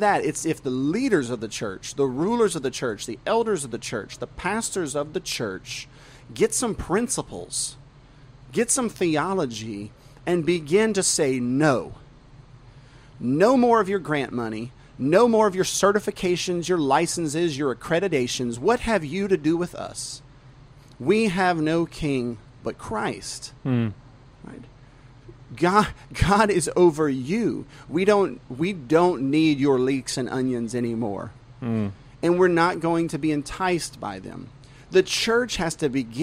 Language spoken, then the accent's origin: English; the South, United States; I was born and raised in the South. I'm a Southern man